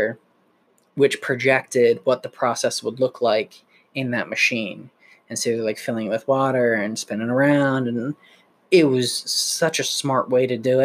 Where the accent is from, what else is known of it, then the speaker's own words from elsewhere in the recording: United States; we're Americans